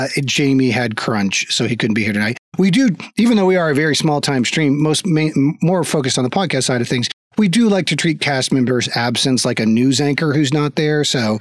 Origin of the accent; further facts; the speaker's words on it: Florida, United States; also born or lived in Texas; I grew up in Florida and Texas.